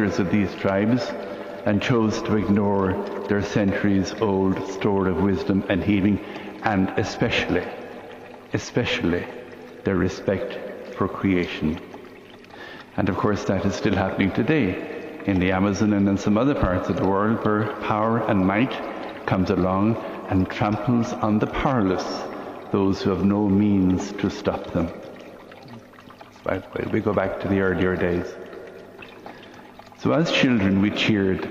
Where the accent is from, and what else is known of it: Limerick, Munster, Ireland; born or raised there